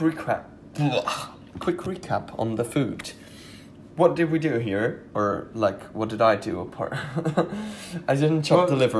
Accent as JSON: {"language": "English", "country": "Austria", "said": "No idea what German noodles are since I'm from Austria."}